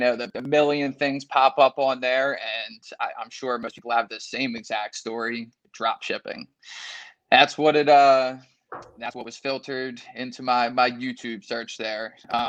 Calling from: Wilmington, Delaware, United States; I'm from Wilmington, Delaware.

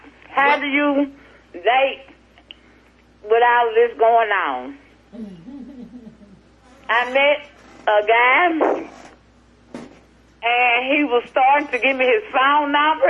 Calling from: Jackson, Mississippi, United States; I'm calling from Jackson, Mississippi.

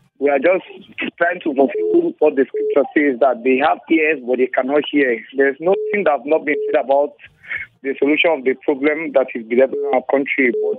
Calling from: Jos, Plateau, Nigeria; I'm calling from Jos.

